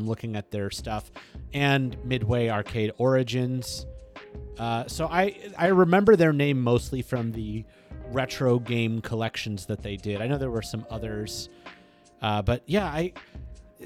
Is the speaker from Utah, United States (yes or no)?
no; San Jose, California, United States; born or raised there